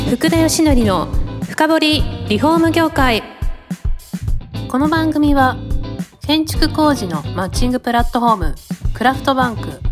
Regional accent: Saitama, Japan; 僕埼玉生まれなので

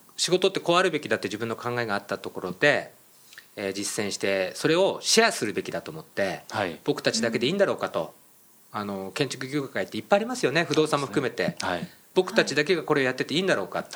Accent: Miyagi, Japan; 僕、宮城県出身で

